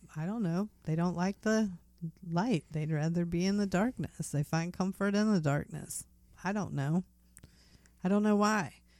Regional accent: United States; as an American citizen

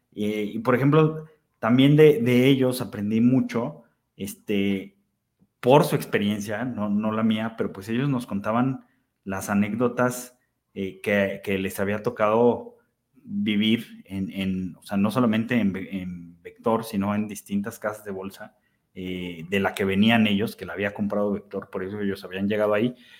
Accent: Aguascalientes, Mexico; fue de las primeras tiendas de deportes en Aguascalientes, que es de donde soy.

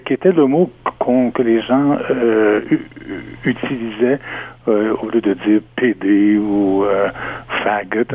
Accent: Ontario, Canada; first language French; Je suis né francophone en Ontario

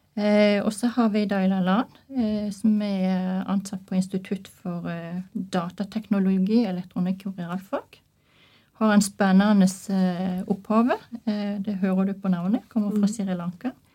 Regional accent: Norway; jeg er norsk

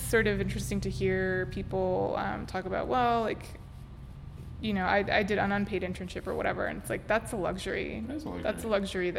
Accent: Los Angeles, California, United States; also born or lived in South Korea; I'm born and raised in Cypress Park. My parents still live there. Obviously went to Pitzer with you, and then did some traveling, lived in Korea

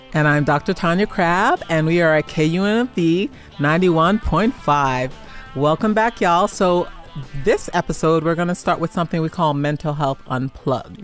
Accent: New York City, New York, United States; moved away; also born or lived in Jamaica; I am a Jamaican immigrant. I am a Persian Gulf desert, desert storm veteran, prior service Marine. I grew up in Brooklyn, New York

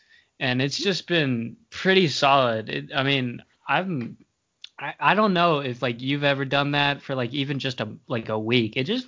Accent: Tennessee, United States; born there; also born or lived in Maine; I was born in Tennessee, moved to Maine, moved here.

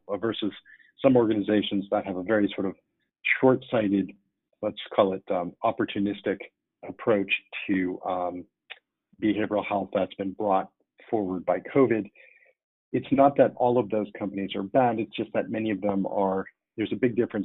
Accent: New York, United States; as a New Yorker

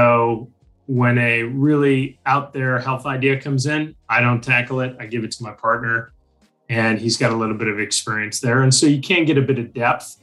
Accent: San Francisco Bay Area, California, United States; moved away as an adult; now in Australia; I'm originally from the San Francisco Bay Area, relocated to Australia about 25 years ago

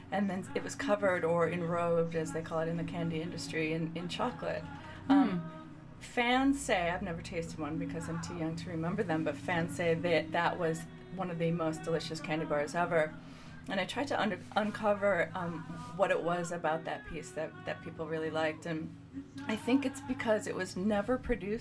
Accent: Chicago, Illinois, United States; I'm from the Chicagoland area.

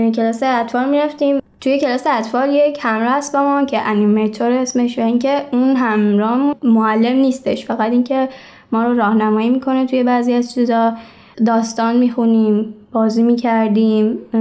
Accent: Isfahan, Iran; 14 سالمه از اصفهان توی خانواده

